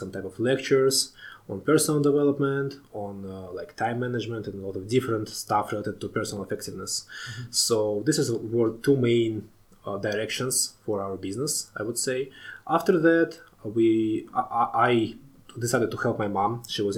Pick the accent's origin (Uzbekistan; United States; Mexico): Uzbekistan; Tashkent; moved away as an adult; I was born in Tashkent in Uzbekistan, the capital of Uzbekistan.